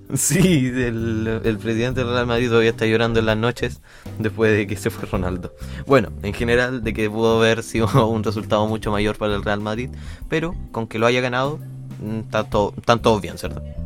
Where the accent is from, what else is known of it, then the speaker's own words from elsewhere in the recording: Concepción, Biobío, Chile; nosotros somos de Conce